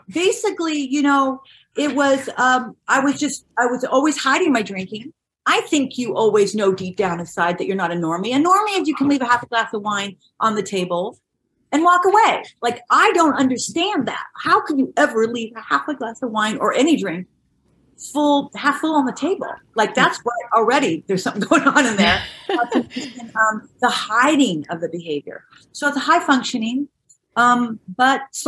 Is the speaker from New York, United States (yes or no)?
no; Orange County, California, United States; a very modest, below like average upbringing in Orange County